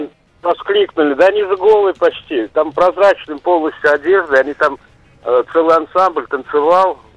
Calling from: Pyatigorsk, Stavropol Krai, Russia; Миша, я из Пятигорска.

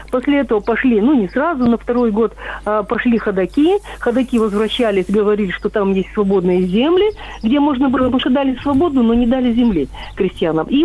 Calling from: Angarsk, Irkutsk Oblast, Russia; я, я звоню из Ангарска.

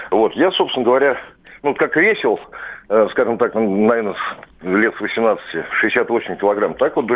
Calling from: Moscow, Russia; я из Москвы.

